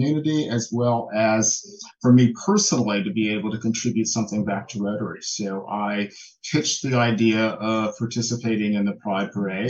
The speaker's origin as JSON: {"language": "English", "town": "New York City", "region": "New York", "country": "United States", "moved": "yes", "lives_now": "Palm Springs, United States", "said": "I hail from New York City."}